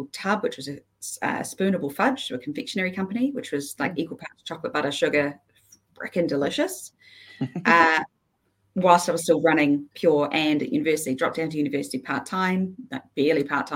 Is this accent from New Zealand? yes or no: yes; Queenstown, Otago, New Zealand; also born or lived in Isle of Man / Dunedin; I grew up in Queenstown, where I went through all of my schooling